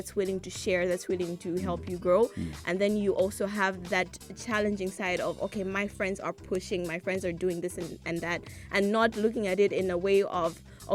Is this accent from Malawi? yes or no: yes; Malawi; growing up in Malawi, my childhood